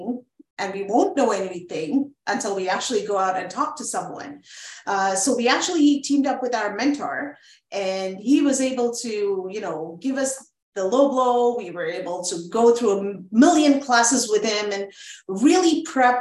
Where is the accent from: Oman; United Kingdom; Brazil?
Oman; also born or lived in Montreal, Canada / Iran / India; now in Canada; we grew up in Oman, the Sultanate of Oman